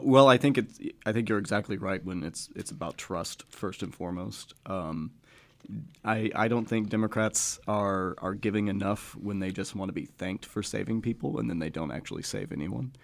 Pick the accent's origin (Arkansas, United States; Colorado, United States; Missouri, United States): Arkansas, United States; Gravette; also born or lived in Bentonville, Arkansas; I was born in Gravett, uh, and then I lived in Bentonville until I was ten, and then I moved back in two thousand eight in the fourth grade